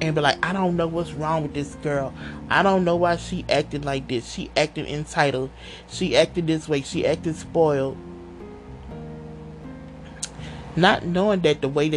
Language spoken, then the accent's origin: English; Louisiana, United States; I'm from Louisiana